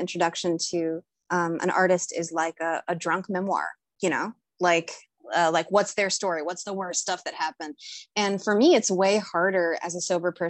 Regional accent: Fort Smith, Arkansas, United States; moved away as an adult; now in Chicago, United States; I'm currently visiting my parents in Arkansas. I'm in my hometown right now

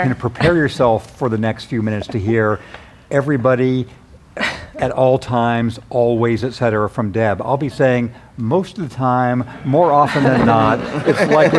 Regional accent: Redlands, California, United States; back when I was a kid growing up in the Inland Empire in Redlands

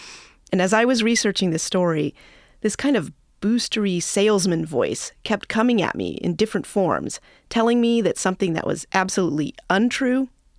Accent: Dallas, Texas, United States; Growing up in Dallas

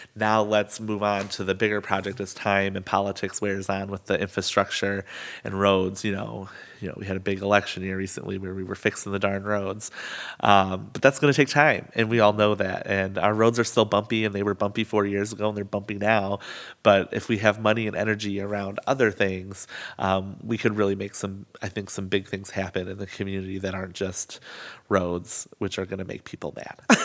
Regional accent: Albion, United States; growing up in Albion

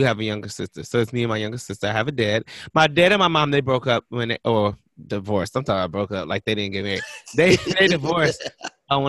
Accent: Cleveland, Ohio, United States; I grew up in Cleveland

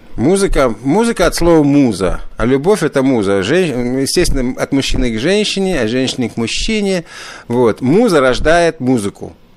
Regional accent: Riga, Latvia; now in Ottawa, Canada; Родился в Риге, и в Риге, Рига славится вообще очень большими, даже в советское время, прежде всего, славилась большими джазовыми традициями. Я, я родился в джазовой семье.

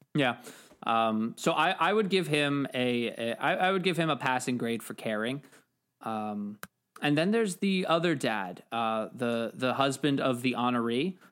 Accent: New York, United States; as a New Yorker

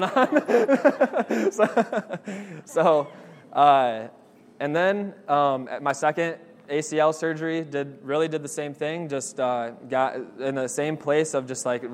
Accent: Lansing, Michigan, United States; I grew up in Lansing, Michigan that whole time

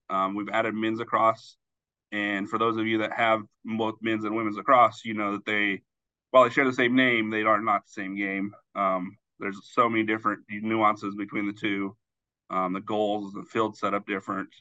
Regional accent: Southwest Kansas, United States; now in Fremont, United States; Growing up in Southwest Kansas, I had no experience in hockey whatsoever

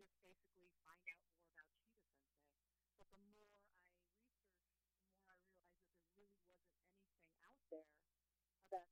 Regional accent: New York, United States; also born or lived in San Diego; now in New Haven, United States; I'm from New York originally

